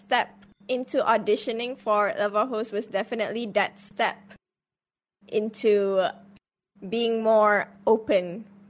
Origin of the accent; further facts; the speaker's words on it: Malaysia; English is a second language; I'm Malaysian!